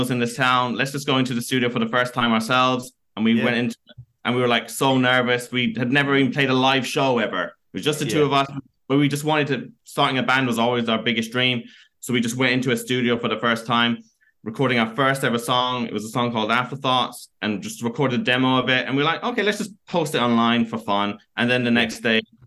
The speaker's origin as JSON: {"language": "English", "town": "Killarney", "region": "Munster", "country": "Ireland", "tie": "born or raised there", "said": "we grew up here, and there's like, there's no scene whatsoever."}